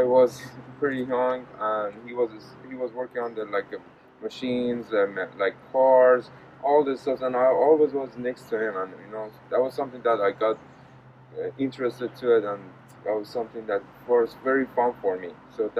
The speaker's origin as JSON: {"language": "English", "country": "Iran", "moved": "yes", "lives_now": "United States", "said": "So I'm originally from Iran. So it's been like 10 years I've been in the United States."}